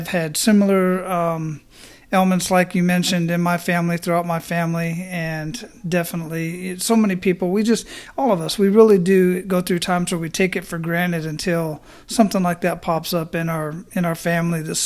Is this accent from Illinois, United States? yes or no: no; Phoenix, Arizona, United States; I'm originally from Phoenix, Arizona